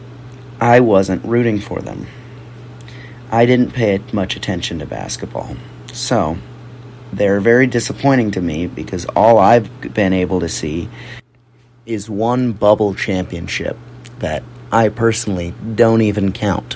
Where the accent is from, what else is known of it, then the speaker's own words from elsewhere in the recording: Southern California, United States; I am born and raised in Southern California